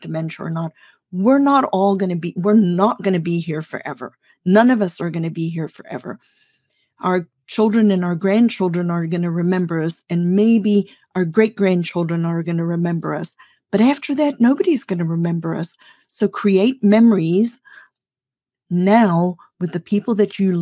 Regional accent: South Africa; I grew up in South Africa

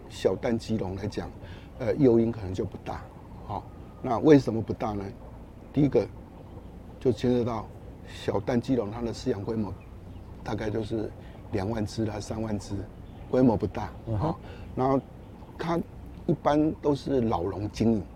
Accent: Taiwan; 我们台湾的气候动不动呢，尤其夏天都处于高温

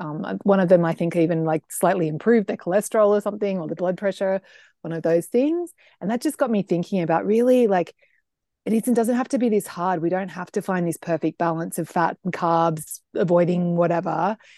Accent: Australia; I'm an Australian, and the thing is, you should know about me is that I'm a big food lover.

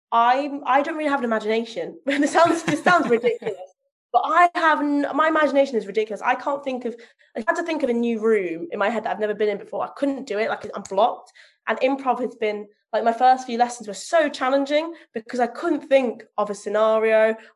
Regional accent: Leicester, East Midlands, United Kingdom; now in North of England; I live in the north of England, so my accent stands out rather than well, I should sound like this from Leicester, but actually I sound like this.

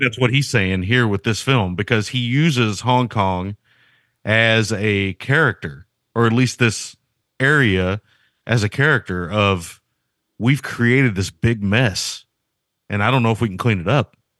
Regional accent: United States; I'm an American

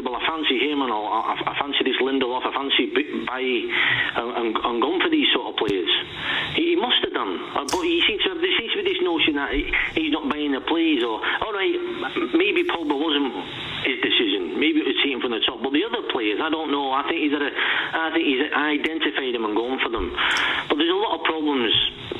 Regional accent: Govan, Scotland, United Kingdom; now in Manchester, United Kingdom; Originally Govan.

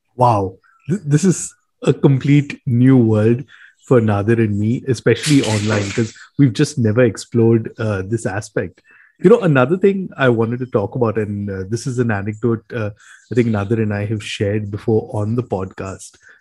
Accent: Mumbai, Maharashtra, India; We grew up in Bombay. Uh, we spent most of our lives in Bombay.

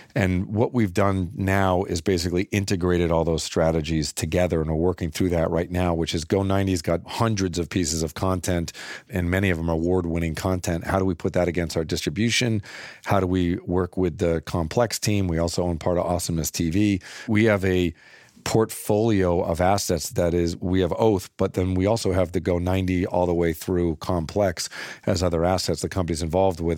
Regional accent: Littleton, Massachusetts, United States; I grew up in Littleton, Massachusetts

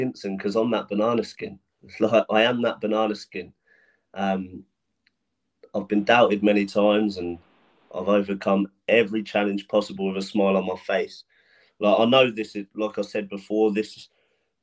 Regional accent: Portsmouth, South East England, United Kingdom; I used to struggle selling tickets in my hometown when I first turned pro

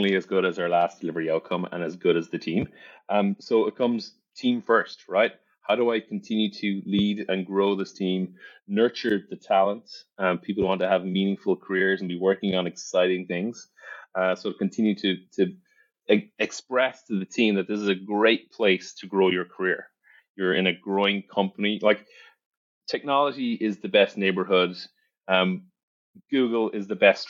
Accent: County Cork, Munster, Ireland; moved away as an adult; also born or lived in Dublin, Ireland / New York, United States; now in Texas, United States; I grew up in Ireland. I actually grew up in the services business. I grew up in the family business, in the family pub and restaurants, Hearns, County Cork

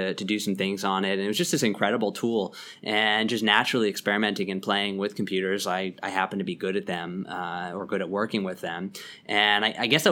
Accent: Lower Merion, Pennsylvania, United States; now in New York City, United States; I grew up outside of Philly in the suburbs, a suburb called Lower Merion.

